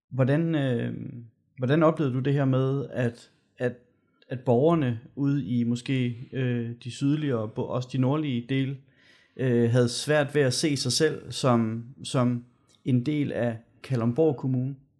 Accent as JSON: {"language": "Danish", "town": "Gørlev", "region": "Zealand", "country": "Denmark", "said": "nu er jeg jo fra Gørlev"}